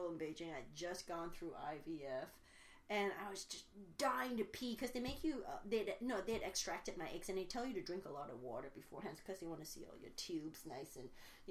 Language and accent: English; Malaysia; now in United States; I grew up in Malaysia.